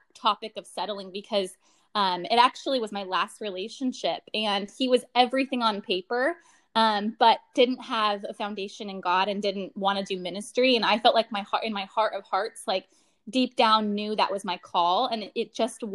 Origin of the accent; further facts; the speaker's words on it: Portland, Oregon, United States; moved away as an adult; now in San Jose, United States; was born and raised in Portland, Oregon, and just recently moved here to the Bay it was July 2020